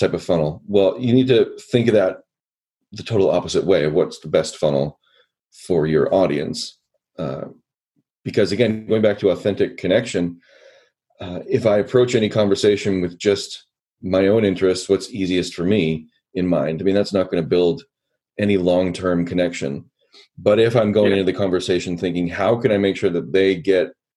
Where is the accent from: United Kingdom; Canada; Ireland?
Canada; I'm Canadian